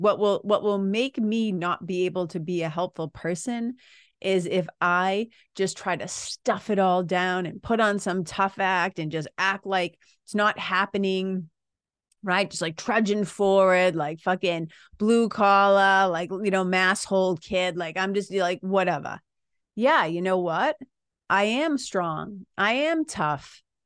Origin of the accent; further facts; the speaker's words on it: United States; being an American citizen